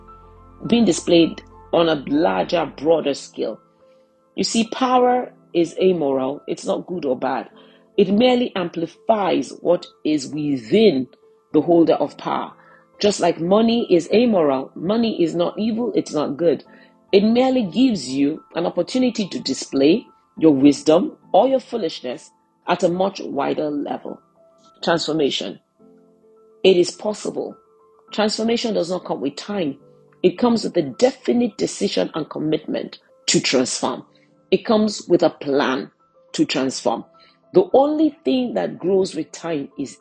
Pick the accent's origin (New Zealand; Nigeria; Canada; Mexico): Nigeria; I'm a Nigerian.